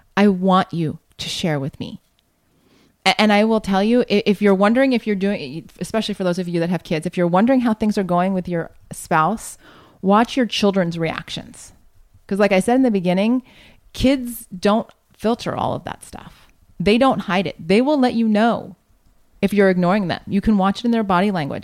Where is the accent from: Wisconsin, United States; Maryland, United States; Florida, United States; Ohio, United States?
Ohio, United States; Columbus; moved away as an adult; now in California, United States; that's my home, home territory there growing up in Columbus, Ohio